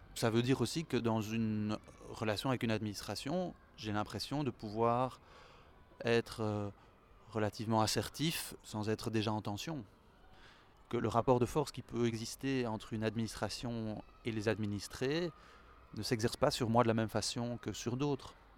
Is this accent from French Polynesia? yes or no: no; Brussels, Brussels-Capital Region, Belgium; je suis belge, je suis né à Bruxelles, mes deux parents sont belges